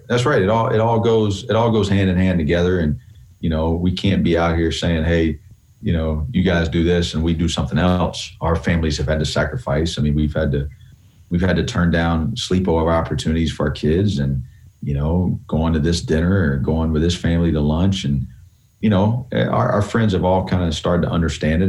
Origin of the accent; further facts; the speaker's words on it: Columbia, South Carolina, United States; I grew up in Columbia